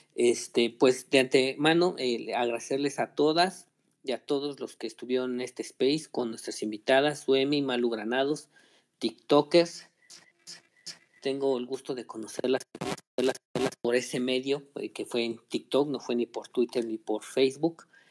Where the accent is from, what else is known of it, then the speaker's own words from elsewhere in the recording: Mexico; como mexicanos que somos